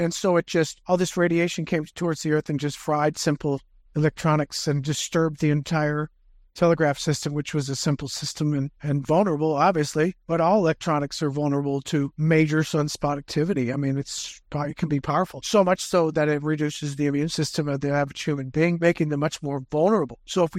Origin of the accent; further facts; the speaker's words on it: Pennsylvania, United States; I came from Pennsylvania. I didn't go out that much during the winter. It was too dang cold out.